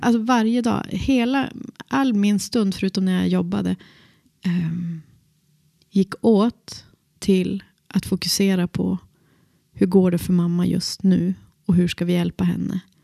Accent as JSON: {"language": "Swedish", "town": "Boliden", "region": "Västerbotten County", "country": "Sweden", "tie": "born or raised there", "said": "jag växte upp i Boliden"}